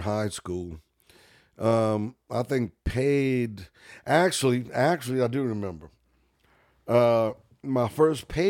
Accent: New Orleans, Louisiana, United States; I grew up in Gentilly

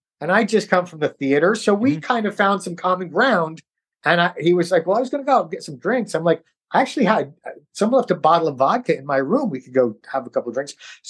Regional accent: New York, United States; But I grew up in New York, so I think when I was a teenager, I may have talked like that. Actually, I had to change my accent because I went to a speech class.

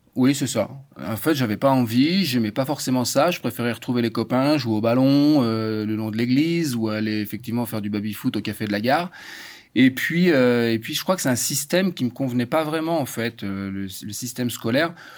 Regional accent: France; j'ai grandi en France

